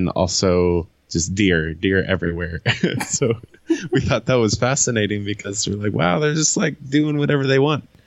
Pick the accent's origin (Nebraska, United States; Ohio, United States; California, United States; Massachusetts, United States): Ohio, United States; I grew up in Ohio and Ohio is so flat